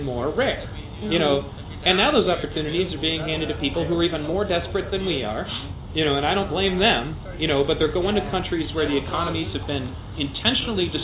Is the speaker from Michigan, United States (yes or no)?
yes; Pontiac, Michigan, United States; when I grew up in Pontiac, Michigan